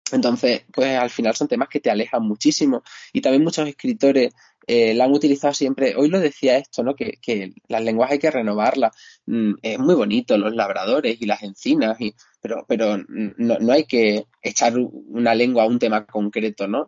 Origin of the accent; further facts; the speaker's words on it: Extremadura, Spain; now in Cáceres, Spain; mirador de la pregonera, ¿no? En lo alto de, mi pueblo